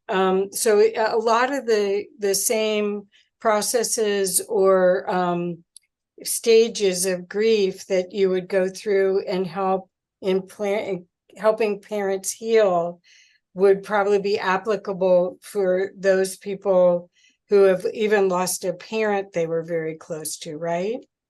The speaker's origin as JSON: {"language": "English", "town": "Cincinnati", "region": "Ohio", "country": "United States", "tie": "born or raised there", "moved": "yes", "lives_now": "Colorado, United States", "said": "I'm from Cincinnati originally"}